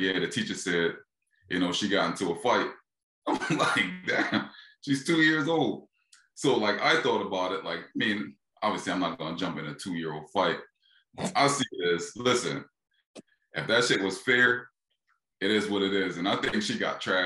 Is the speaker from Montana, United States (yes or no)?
no; Philadelphia, Pennsylvania, United States; I'm from Philly